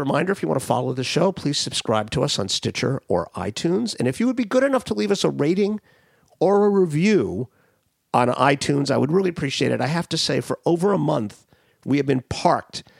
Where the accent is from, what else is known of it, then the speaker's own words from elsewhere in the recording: Miami, Florida, United States; Miami, Florida, my hometown